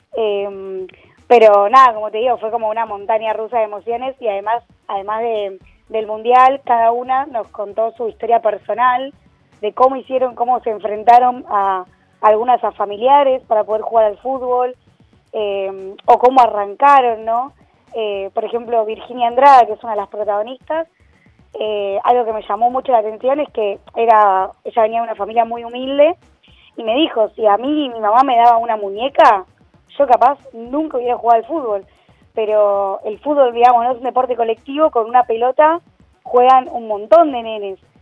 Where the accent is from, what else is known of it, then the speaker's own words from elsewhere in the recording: Argentina; como argentinos y como país futbolero